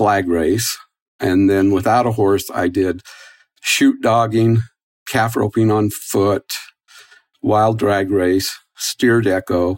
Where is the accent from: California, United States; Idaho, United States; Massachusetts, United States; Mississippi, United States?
Idaho, United States; Driggs; now in Salt Lake City, United States; a small town rodeo every Friday nights in my hometown in Driggs, Idaho.